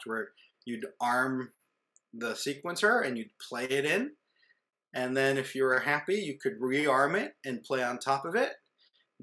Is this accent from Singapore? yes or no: no; Israel; moved away; growing up in Israel, when I was in kindergarten, my parents made me take piano lessons